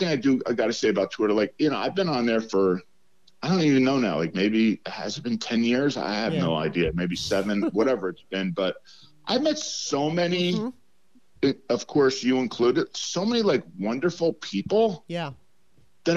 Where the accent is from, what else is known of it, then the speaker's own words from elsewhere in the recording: New Jersey, United States; I grew up in Jersey